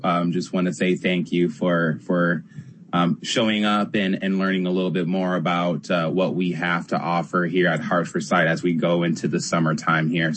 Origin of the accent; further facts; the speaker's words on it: San Diego, California, United States; I'm from San Diego